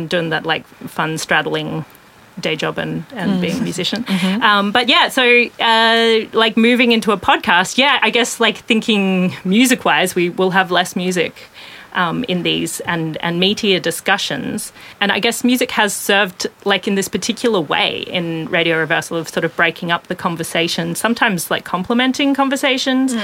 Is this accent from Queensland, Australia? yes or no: yes; southwest of Toowoomba, Queensland, Australia; now in Brisbane, Australia; I grew up southwest of Toowoomba on Kayabal and Jadawir country